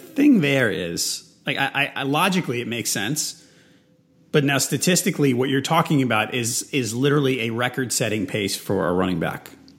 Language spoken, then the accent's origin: English; Philadelphia, Pennsylvania, United States; my hometown team here